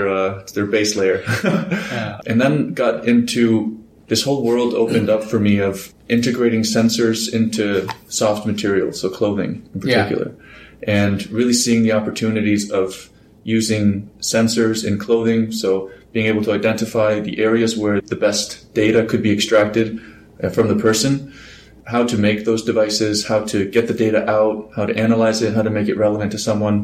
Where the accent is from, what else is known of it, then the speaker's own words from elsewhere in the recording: Iceland; moved away; I'm originally from Iceland